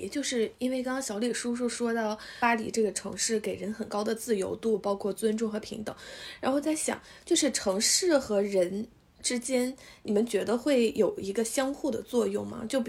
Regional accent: northern China, China; 其实我是一个就是土生土长的北方人，但是我感觉我骨子里特别像，特别像或者特别倾向南方的城市。有人以前还说，感觉我很像南方人。

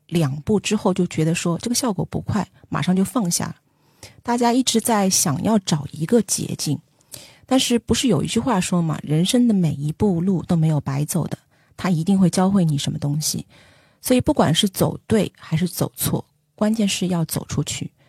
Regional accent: Shanghai, China; 我是上海人嘛， 没有住房租金的这个压力

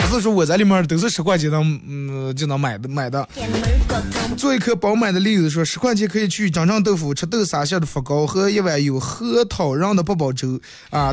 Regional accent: Bayannur, Inner Mongolia, China; 身为一个地道的把门人

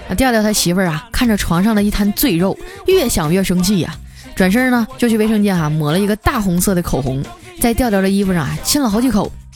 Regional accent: Northeast China, China; moved away; 我也是东北人，我是丹东爱养的

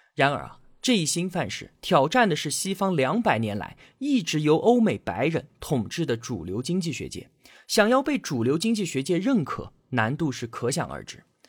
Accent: China; 我们中国人

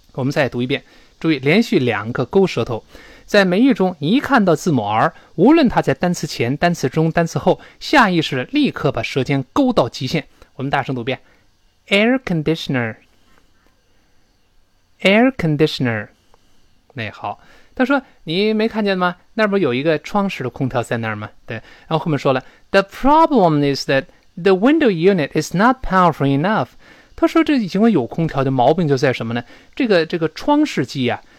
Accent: China; 我们中国人

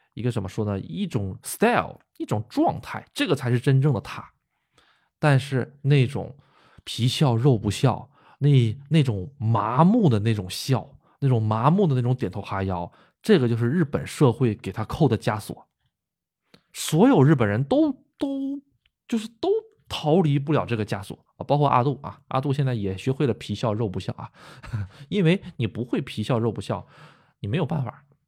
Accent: China; moved away as an adult; now in Japan; 土生土长的国人

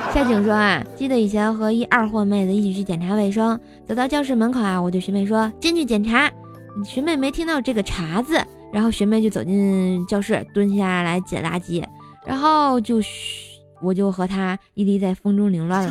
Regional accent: Tianjin, China; accent: Tianjin dialect; 我是想把咱们的家乡文化呀、天津话呀，或者是更多好玩的东西来带给我们更多的人听到

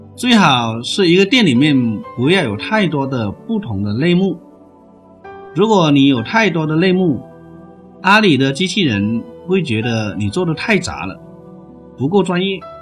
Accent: China; 我们中国人

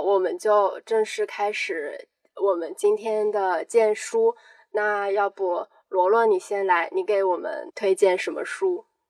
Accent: near Gaomi, Shandong, China; 《高密东北乡》，因为我家其实就离那边挺近的

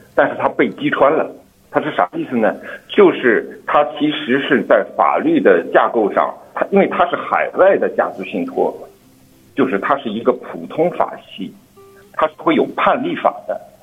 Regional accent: China; 对于我们中国人来说

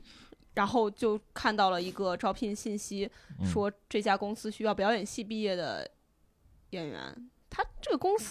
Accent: Wenzhou, Zhejiang, China; 我是温州人

